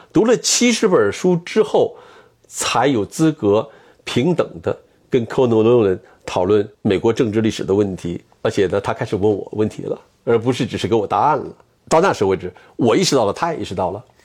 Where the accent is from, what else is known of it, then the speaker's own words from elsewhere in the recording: China; moved away as an adult; now in California, United States; 我们公司曾经考虑过，要不要培养这个中国人啊，用语言来讲故事啊，把我送到 UCLA 去学英语。